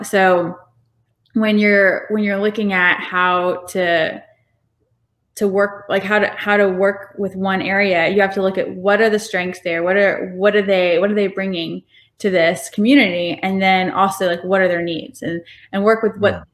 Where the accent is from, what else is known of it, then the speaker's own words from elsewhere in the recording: Macon, Georgia, United States; also born or lived in Alaska / Atlanta / Illinois / Morocco; my family is actually originally from Alaska, but we moved here when I was like seven or something. So I grew up in Macon.